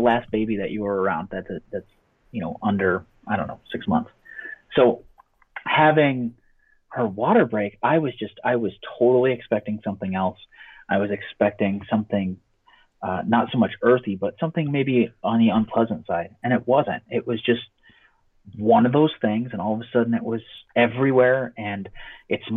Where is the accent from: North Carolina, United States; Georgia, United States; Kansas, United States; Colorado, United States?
Colorado, United States; I'm originally from Colorado